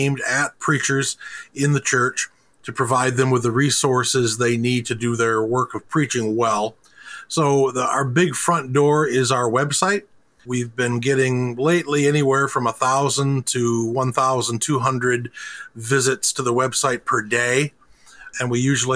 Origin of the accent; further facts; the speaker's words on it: Ada, Michigan, United States; I grew up in Western Michigan, in Ada, Michigan. So I've been in this area for most of all of my life